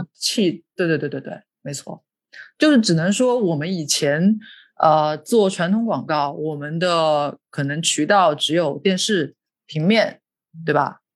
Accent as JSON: {"language": "Chinese", "region": "Hubei", "country": "China", "also_born_or_lived": "Beijing", "moved": "yes", "lives_now": "Hong Kong", "said": "我也是南方人，我是，我是，我是湖北人"}